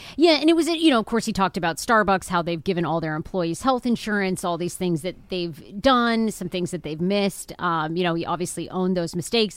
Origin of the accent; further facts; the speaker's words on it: Maine, United States; I'm from Maine.